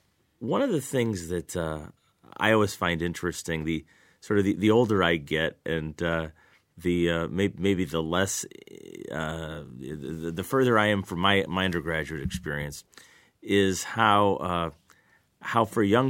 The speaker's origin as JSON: {"language": "English", "town": "Lansing", "region": "Michigan", "country": "United States", "tie": "born or raised there", "said": "So in my experience, I grew up in Lansing, did my undergraduate work here at Michigan State, went away to law school briefly, but then came back and have really been at MSU ever since."}